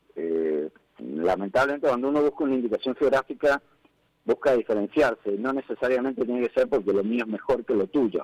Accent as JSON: {"language": "Spanish", "country": "Argentina", "said": "como argentino"}